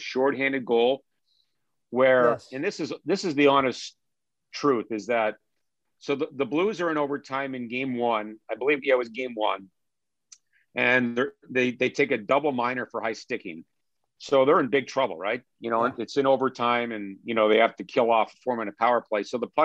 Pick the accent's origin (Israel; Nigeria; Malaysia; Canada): Canada; Ottawa, Ontario; now in St. Louis, United States; I was born and bred in Ottawa, Ontario.